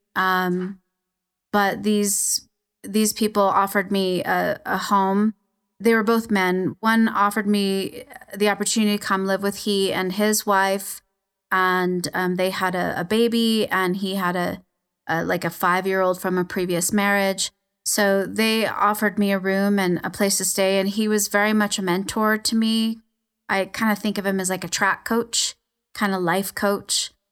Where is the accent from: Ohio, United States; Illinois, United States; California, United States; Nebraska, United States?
California, United States; Los Angeles; I was born in East L A, um, to a you know, kinda dysfunctional Mexican family